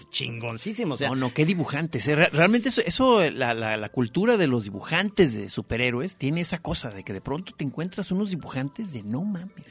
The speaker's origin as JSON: {"language": "Spanish", "country": "Mexico", "said": "Somos los únicos de México."}